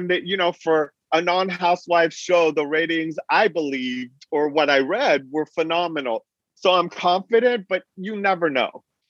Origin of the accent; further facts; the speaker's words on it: Beverly Hills, California, United States; also born or lived in Iran; I grew up in Beverly Hills